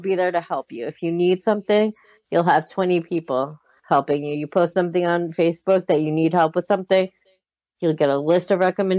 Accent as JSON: {"language": "English", "region": "New Jersey", "country": "United States", "tie": "born or raised there", "also_born_or_lived": "New York", "said": "We grew up in New Jersey primarily"}